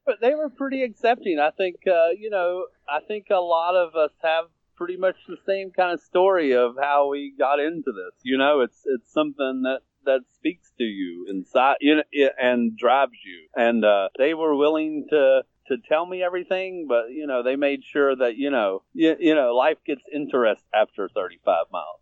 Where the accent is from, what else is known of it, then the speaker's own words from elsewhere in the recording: Virginia, United States; now in Atlanta, United States; I was born in Virginia, but I've lived in Atlanta for about 15 years now.